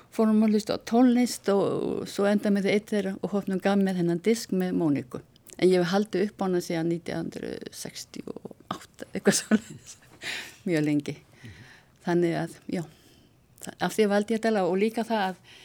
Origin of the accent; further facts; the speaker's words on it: Vestmannaeyjar, Southern Region, Iceland; ég fættu upp alveg í Vestmannum